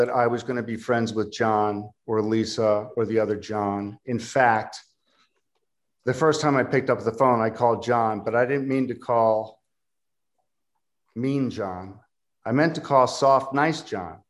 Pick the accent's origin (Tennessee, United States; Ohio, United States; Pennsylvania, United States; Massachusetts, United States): Pennsylvania, United States; Philadelphia; I'm from Philadelphia